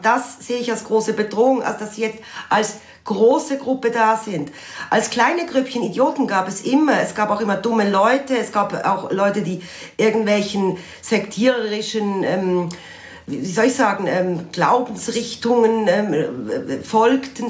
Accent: Basel, Basel-Stadt, Switzerland; bin selber Baslerin

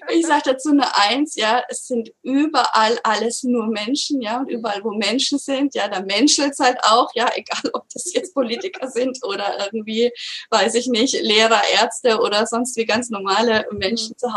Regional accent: Würzburg, Bavaria, Germany; Dann bin ich von Berlin wieder in meine Heimatstadt Würzburg gezogen.

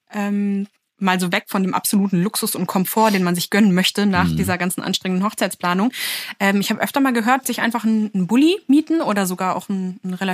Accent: Berlin, Germany; Ich komme aus Berlin. Ich spreche gut Englisch und ich habe auch vor, danach wieder zurück nach Berlin zu gehen.

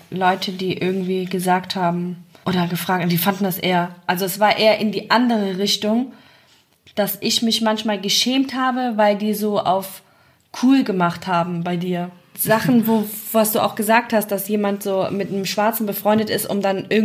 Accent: Germany; als Deutsche

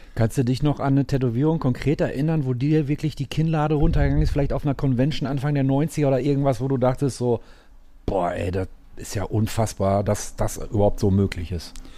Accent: Gelsenkirchen, North Rhine-Westphalia, Germany; ich komme ja aus Gelsenkirchen

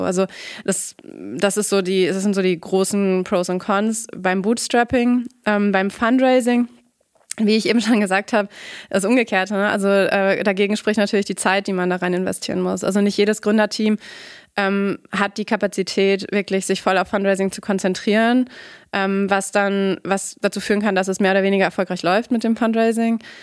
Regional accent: Nordhorn, Lower Saxony, Germany; moved away as an adult; also born or lived in Frankfurt / New York / Guatemala; now in Münster, Germany; ursprünglich komme ich auch aus der Region, bin in Nordhorn aufgewachsen

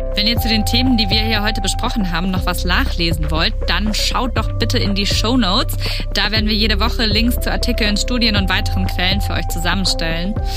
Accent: Baden-Württemberg, Germany; in Baden-Württemberg, wo ich herkomme

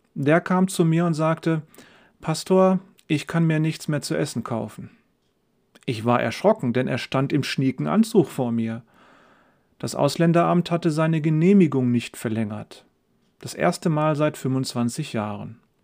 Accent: Germany; wir Deutsche

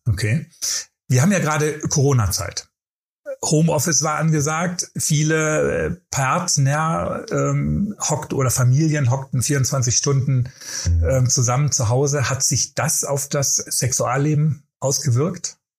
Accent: Germany; wir Deutsche

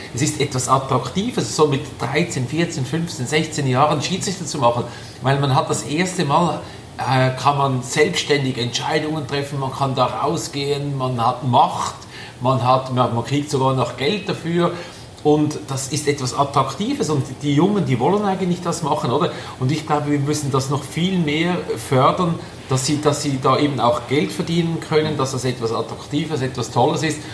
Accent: Switzerland; bei uns in der Schweiz

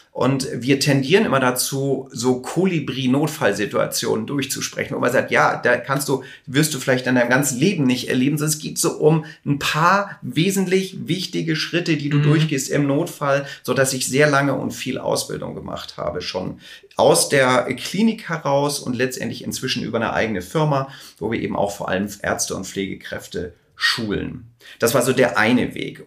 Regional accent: Hamburg, Germany; also born or lived in Los Angeles; ich komme aus Hamburg

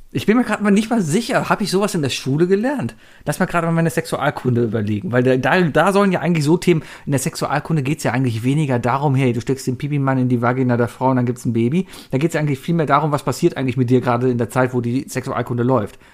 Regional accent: Cologne, North Rhine-Westphalia, Germany; als Kölner

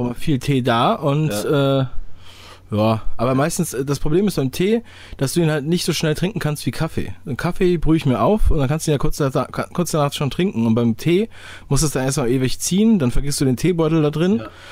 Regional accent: Berlin, Germany; ich komme aus, äh, aus Ostberlin

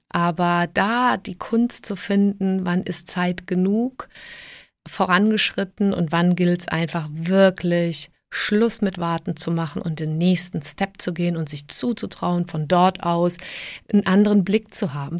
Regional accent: Southern Germany, Germany; also born or lived in Prague, Czech Republic / Trier, Germany; now in Munich, Germany; ich bin ähm, 1973 geboren in Prag. Ähm, wir sind emigriert, als ich sieben Jahre alt war. Und ähm, dann habe ich so im süddeutschen Raum auch gelebt

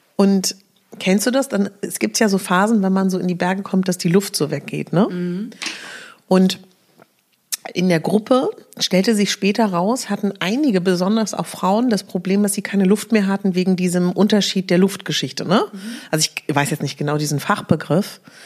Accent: Berlin, Germany; bei uns in Berlin haben wir den Teufelsberg

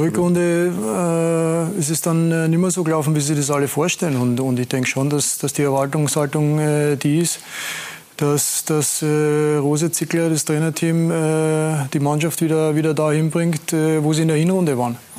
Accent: Austria; als Österreicher

